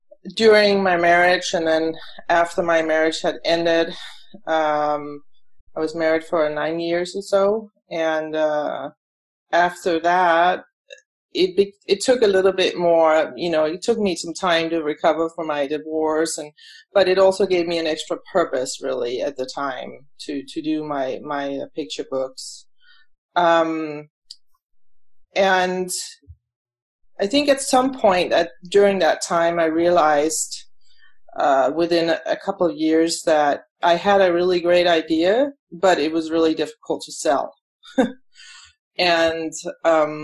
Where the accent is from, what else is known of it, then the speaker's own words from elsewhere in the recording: Denmark; moved away as an adult; now in United States; I was born in Denmark, and then I came here when I was to the U.S. when I was about 26 years old